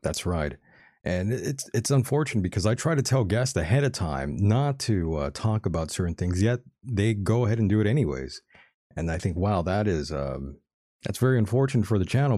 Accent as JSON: {"language": "English", "area": "Calexico / Mexicali / El Centro area", "region": "California", "country": "United States", "tie": "born or raised there", "said": "my hometown and the surrounding cities where I am"}